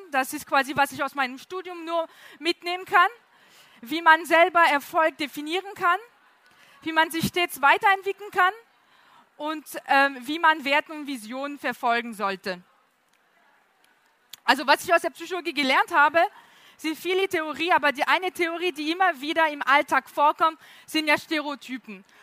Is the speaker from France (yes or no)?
yes; France; German is a second language; Äh, wie man hören kann, komme ich aus Frankreich, kann man sehr deutlich hören.